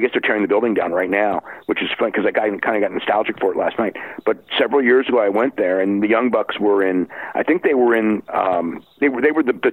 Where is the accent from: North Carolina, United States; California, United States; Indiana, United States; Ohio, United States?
California, United States; growing up in California